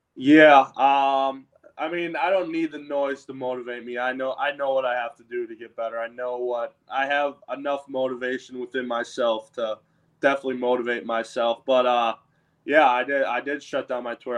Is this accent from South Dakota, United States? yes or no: no; Wisconsin, United States; moved away as an adult; now in Tampa Bay, United States; being in Wisconsin, growing up in Wisconsin